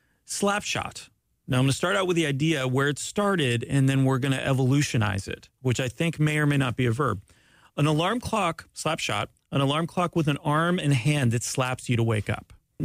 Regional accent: Canada; I'm Canadian, by the way.

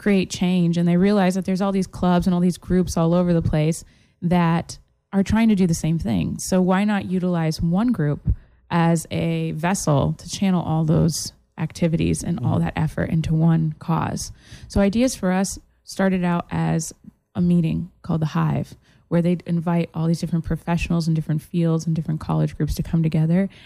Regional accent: Massachusetts, Florida, United States; now in Florida, United States; I went to high school here in Florida, but I'm originally from Massachusetts

